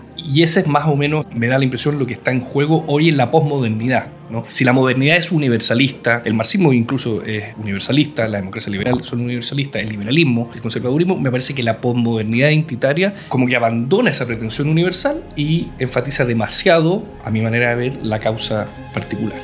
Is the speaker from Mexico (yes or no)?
no; Chile; Yo soy chileno, tengo género masculino